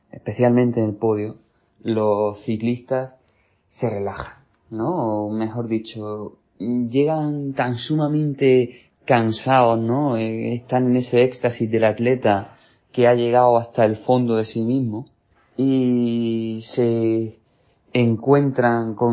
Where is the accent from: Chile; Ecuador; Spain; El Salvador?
Spain; soy periodista español especializado en ciclismo.